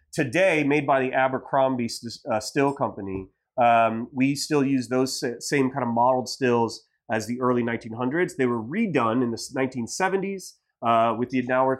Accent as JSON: {"language": "English", "region": "Ohio", "country": "United States", "moved": "yes", "said": "I'm from Ohio"}